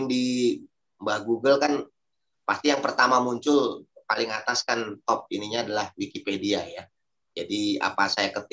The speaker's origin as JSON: {"language": "Indonesian", "town": "Bogor", "region": "West Java", "country": "Indonesia", "said": "saya salah satunya dengan rekan saya dari Bogor juga"}